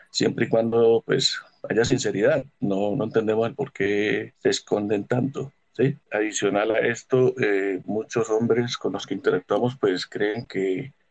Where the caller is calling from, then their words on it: Cúcuta, Norte de Santander, Colombia; de Cúcuta.